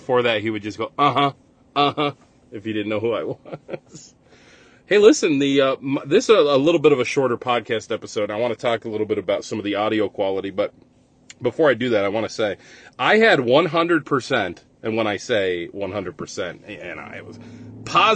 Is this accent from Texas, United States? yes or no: no; Rochester, New York, United States; accent: Rochester; I like my Rochester accent